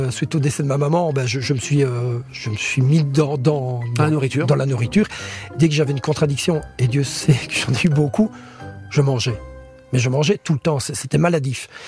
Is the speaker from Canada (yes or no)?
no; Belgium; je mange comme des frites, hein, je suis belge.